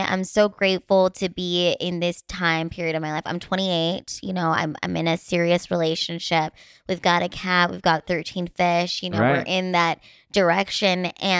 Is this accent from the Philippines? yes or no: yes; Philippines; And, you know, I'm Filipina, so I'm just going to age like fine wine.